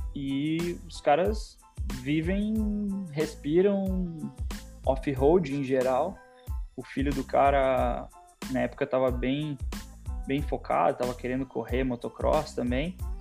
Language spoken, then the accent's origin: Portuguese; Porto Alegre, Rio Grande do Sul, Brazil; now in United States; Eu sou de Porto Alegre, né, então fazia só a etapa do Rio Grande do Sul